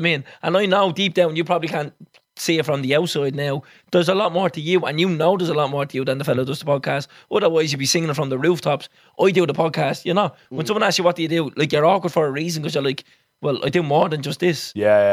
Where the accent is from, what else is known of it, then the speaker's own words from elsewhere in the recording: Sligo, Connacht, Ireland; we're from Sligo